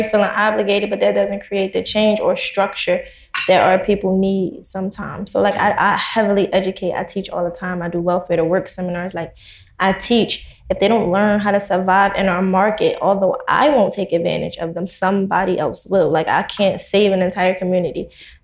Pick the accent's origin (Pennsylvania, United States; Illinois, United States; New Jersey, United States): Pennsylvania, United States; Philadelphia; We're from Philadelphia